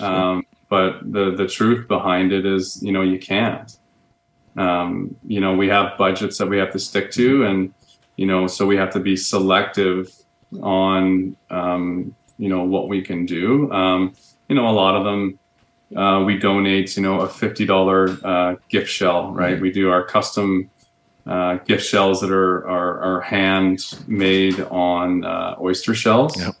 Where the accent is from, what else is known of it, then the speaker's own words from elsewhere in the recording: Barrie, Ontario, Canada; moved away as an adult; also born or lived in Whistler / Toronto; now in Calgary, Canada; I grew up in Ontario. Okay. Uh, grew up uh, an hour north of Toronto in um, beautiful Barrie, Ontario